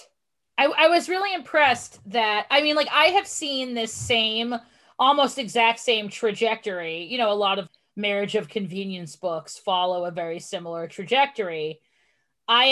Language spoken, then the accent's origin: English; Boston, Massachusetts, United States; I'm from the Boston area